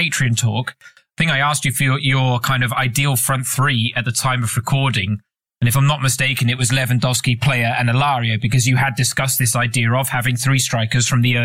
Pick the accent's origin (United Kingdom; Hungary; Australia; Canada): United Kingdom; England; as an Englishman